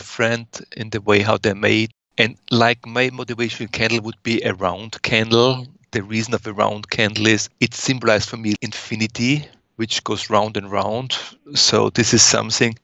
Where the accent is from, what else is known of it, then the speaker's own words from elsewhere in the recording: Austria; moved away as an adult; now in United States; I was born in Austria and I lived for over 30 years in Austria before I came over to the US.